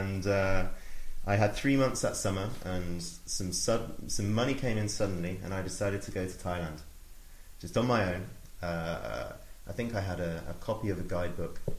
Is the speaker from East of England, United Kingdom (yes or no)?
no; Oxford, South East England, United Kingdom; I grew up in Oxford, went to school, went to university